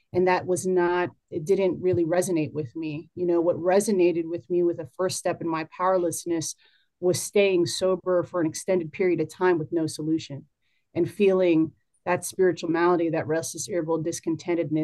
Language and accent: English; New Jersey, United States; now in Maryland, United States; I was born and raised in Jersey